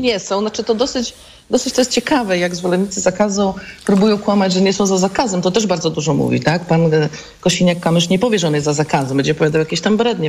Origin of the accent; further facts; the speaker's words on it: Wrocław, Lower Silesian Voivodeship, Poland; Ja jestem w ogóle z Wrocławia